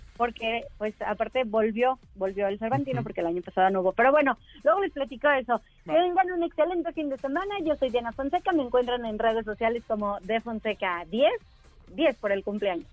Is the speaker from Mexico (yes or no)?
yes; Mexico; somos mexicanos